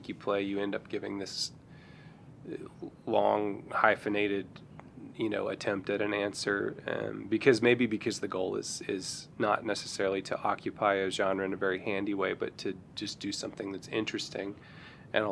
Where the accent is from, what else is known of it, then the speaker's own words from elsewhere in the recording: Fort Smith, Arkansas, United States; I grew up in Arkansas. I grew up in Fort Smith